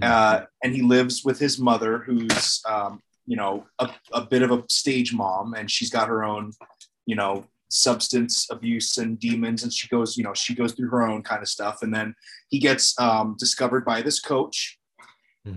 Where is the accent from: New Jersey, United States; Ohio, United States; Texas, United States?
Ohio, United States; moved away as an adult; I moved back to my hometown in Ohio